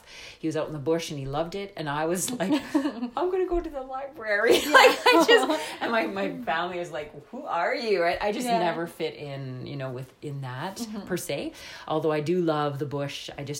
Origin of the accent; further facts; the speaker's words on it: Northern Ontario, Canada; moved away as an adult; also born or lived in Ottawa; my mom is Irish and French. So I sort of have a sort of mixed bag in my background. But growing up in Northern Ontario